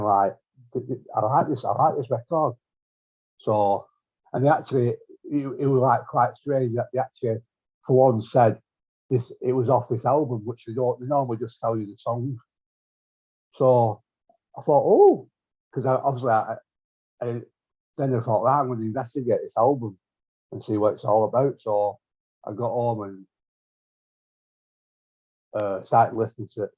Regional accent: Bolton, North West England, United Kingdom; now in Manchester, United Kingdom; Bolton, yeah, I'm from Bolton

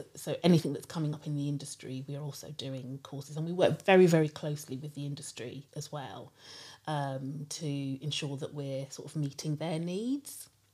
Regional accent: London, United Kingdom; also born or lived in Shepherd's Bush, London / Nigeria (parents); I lived in Harrow for quite a long time, when I think from when I was two up until I went to university.

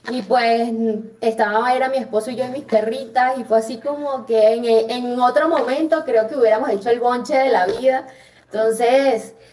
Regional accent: Venezuela; me dice que si soy colombiana, que si soy cubana por el acento y ya, y no, bueno, con Cuba nos parecemos, pero no tanto.

